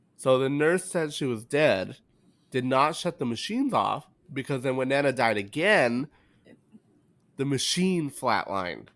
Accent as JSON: {"language": "English", "town": "Corona", "region": "California", "country": "United States", "tie": "born or raised there", "said": "we grew up in Corona"}